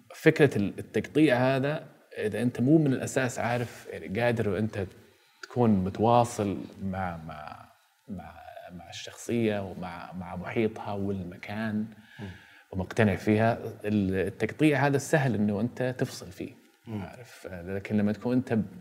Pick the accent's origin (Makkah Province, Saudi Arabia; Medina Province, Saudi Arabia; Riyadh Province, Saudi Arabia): Makkah Province, Saudi Arabia; Jeddah; انا ولدت عام 1982 في مدينه جده